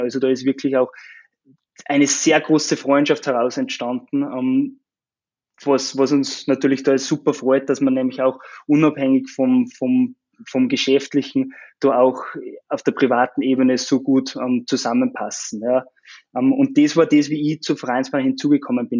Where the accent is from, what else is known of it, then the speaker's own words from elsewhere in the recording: Austria; now in Linz, Austria; komme aber ursprünglich aus dem Salzkammergut, aus dem ländlichen Gebiet